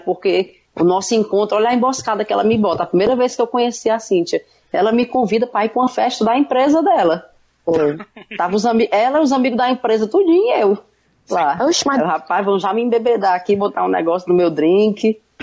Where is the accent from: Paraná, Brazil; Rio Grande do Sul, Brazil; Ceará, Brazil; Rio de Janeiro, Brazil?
Ceará, Brazil; accent: Cearense; moved away as an adult; also born or lived in England; now in United Kingdom